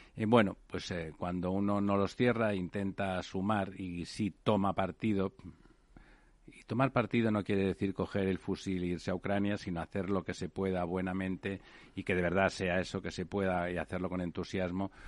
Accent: Spain; como españoles vivimos en primera persona

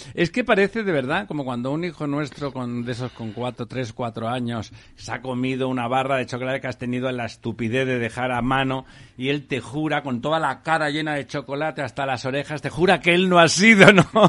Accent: Barcelona, Catalonia, Spain; moved away; en Barcelona, en Barcelona, en mi pueblo

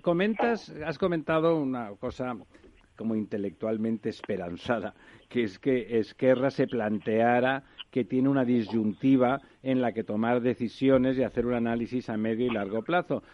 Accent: Barcelona, Catalonia, Spain; moved away as an adult; now in Madrid, Spain; yo que soy catalán y barcelonés en Madrid desde hace tiempo

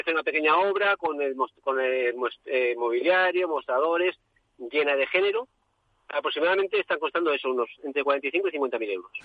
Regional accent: Catalonia, Spain; somos de Cataluña

